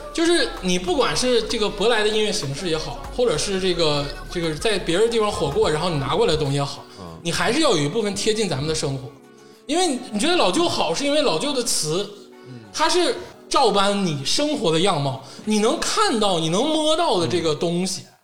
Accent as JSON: {"language": "Chinese", "region": "Northeast China", "country": "China", "tie": "born or raised there", "said": "尤其作为一个土生土长的东北人"}